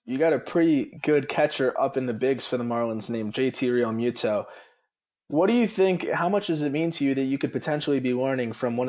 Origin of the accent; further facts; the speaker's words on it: South Florida, United States; I grew up in South Florida.